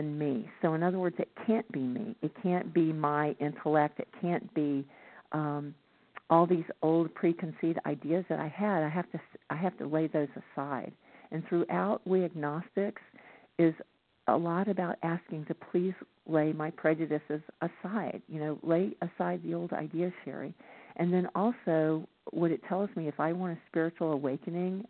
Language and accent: English; the Bible Belt, the South, United States; I grew up in the Bible Belt where people were trying to shove religion down my throat